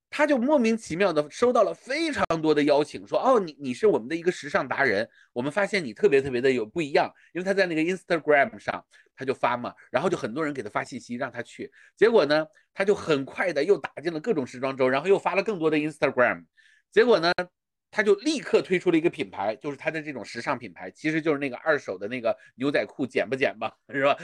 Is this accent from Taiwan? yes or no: no; China; 我是一个中国人的视角